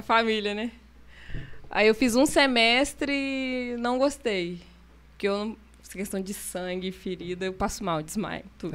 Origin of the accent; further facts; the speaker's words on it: Carangola, Minas Gerais, Brazil; now in Taperona, Brazil; sou mineira de Carangola. Eu moro em Taperona já vai fazer seis anos.